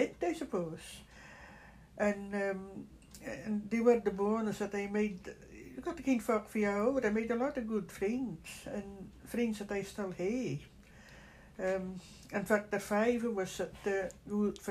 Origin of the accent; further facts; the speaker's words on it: Gossabrough, Yell, Shetland, Scotland, United Kingdom; also born or lived in Culswick; now in Gulberwick, United Kingdom; I was born in Gossabrough in Gossabrough, and that was in 1940. And I grew up on a croft there